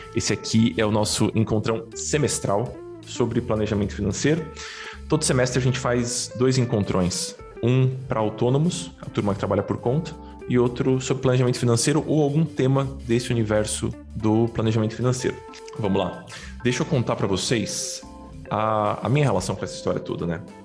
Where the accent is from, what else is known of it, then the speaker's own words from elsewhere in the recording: São Paulo, Brazil; Eu cresci no Brás, os paulistanos certamente vão, vão conhecer. É um bairro de, de classe média baixa de São Paulo